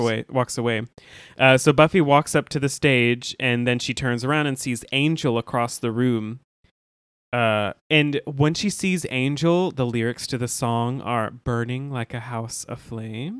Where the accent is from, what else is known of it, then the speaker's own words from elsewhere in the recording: the South, United States; we're from the South.